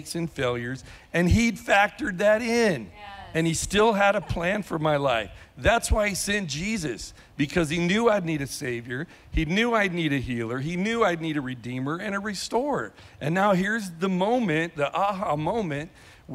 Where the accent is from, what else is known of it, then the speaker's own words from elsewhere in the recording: California, United States; also born or lived in Bend, Oregon; now in Lake Havasu City, United States; I'm from California